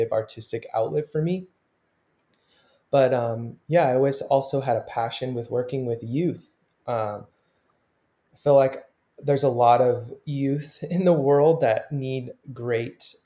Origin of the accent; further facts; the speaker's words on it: Southern California, United States; moved away; so I grew up in Southern California my whole life